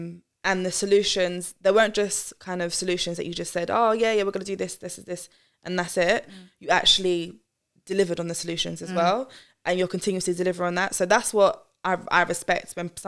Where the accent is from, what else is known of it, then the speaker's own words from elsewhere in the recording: Croydon, London, United Kingdom; I'm from Croydon too, by the way.